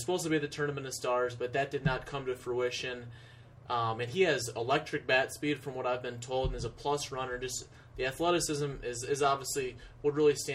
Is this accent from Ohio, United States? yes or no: yes; Toledo, Ohio, United States; I'm from the Midwest. I'm from Toledo, Ohio, so less than an hour drive from where he is